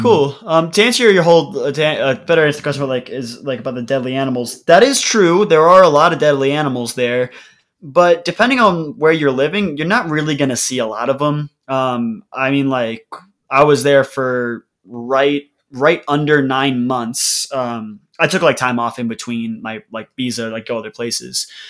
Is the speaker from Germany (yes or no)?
no; Denver, Colorado, United States; moved away as an adult; also born or lived in Australia / Colombia; I'm from Denver, Colorado